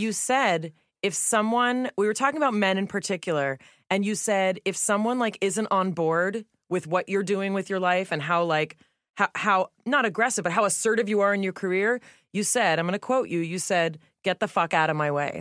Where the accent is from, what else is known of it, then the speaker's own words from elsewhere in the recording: Los Angeles, California, United States; I grew up in the Melrose Fairfax area here in L